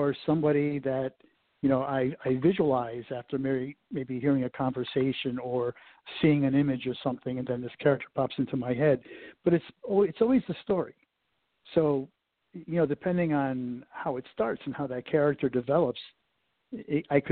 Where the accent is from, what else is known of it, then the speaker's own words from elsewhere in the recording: Connecticut, United States; moved away as an adult; now in Cincinnati, United States; when I grew up in Connecticut